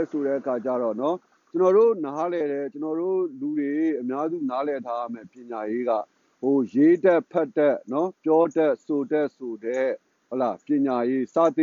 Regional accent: Myanmar

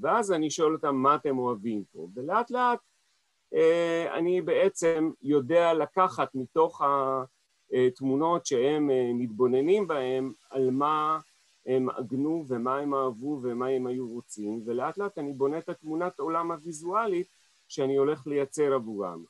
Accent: Israel; also born or lived in Paris, France; אני נולדתי כאן בארץ

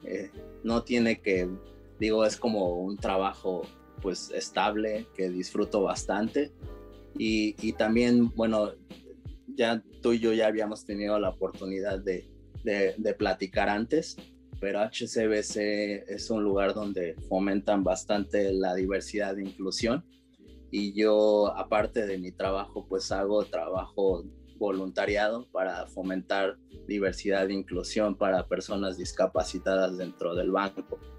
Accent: Texcoco, State of Mexico, Mexico; also born or lived in San José, Costa Rica; crecí en el, estado, en el Estado de México, en Texcoco.

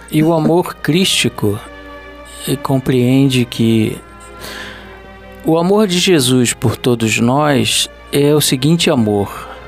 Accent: Rio de Janeiro, Brazil; eu nasci no Rio de Janeiro, mas eu me sinto um nordestino

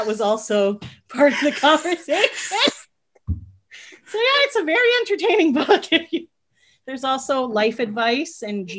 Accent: Canada; yes, we're from Canada.

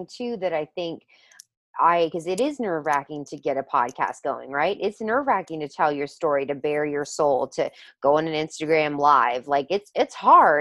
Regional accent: the South, United States; I grew up obviously in the South as well

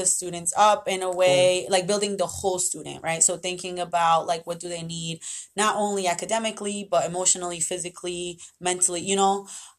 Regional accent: Central Falls, Rhode Island, United States; born or raised there; also born or lived in Medellín, Colombia

